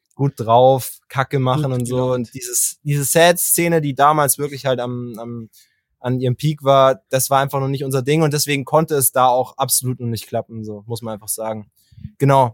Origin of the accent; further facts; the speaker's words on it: Bavaria, Germany; und ich halt auch aus Bayern